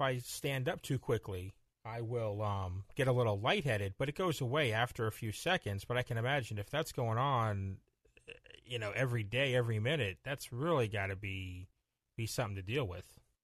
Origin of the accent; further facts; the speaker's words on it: Florida, United States; growing up in Florida